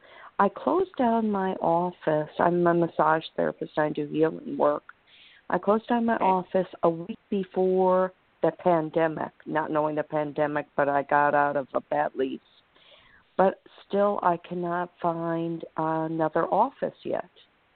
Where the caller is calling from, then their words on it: Florida, United States; I'm calling from Florida.